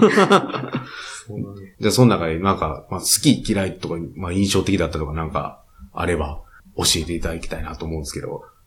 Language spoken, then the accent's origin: Japanese; Kyoto, Japan; 僕の地元は京都なんですけど